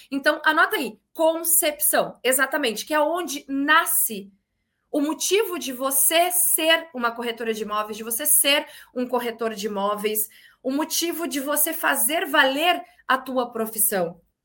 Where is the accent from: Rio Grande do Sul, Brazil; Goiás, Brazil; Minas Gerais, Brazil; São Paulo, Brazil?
Rio Grande do Sul, Brazil; Porto Alegre; also born or lived in Bagé, Rio Grande do Sul; now in Porto Seguro, Brazil; eu sou gaúcha, natural de Porto Alegre, corrigiu, natural de Bagé, Rio Grande do Sul, criada em Porto Alegre e atualmente moro em Porto Seguro, na Bahia